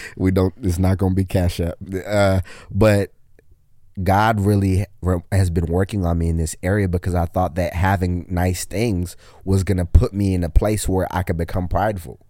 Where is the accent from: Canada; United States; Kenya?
Kenya; I'm Kenyan